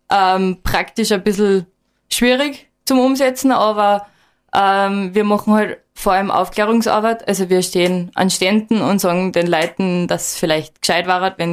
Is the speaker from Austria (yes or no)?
yes; Admont, Styria, Austria; und bin eben aufgewachsen in Atmund und gehe seit ich klar bin immer auf die Berge im Gesäuse.